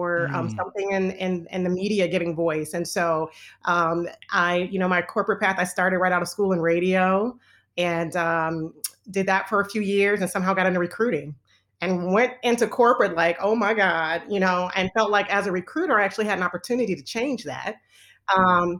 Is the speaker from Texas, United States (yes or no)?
no; New Orleans, Louisiana, United States; also born or lived in Los Angeles, California; now in Atlanta, United States; I'm originally from LA. I grew up in New Orleans.